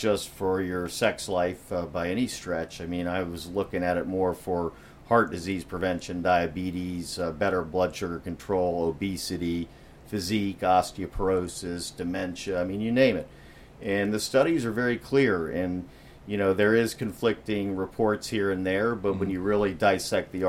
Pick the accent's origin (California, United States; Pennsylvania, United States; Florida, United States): Florida, United States; West Palm Beach; I'm a native Floridian. I was born and raised in West Palm.